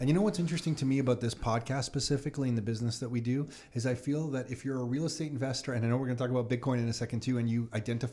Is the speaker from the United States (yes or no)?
no; Canada; as a Canadian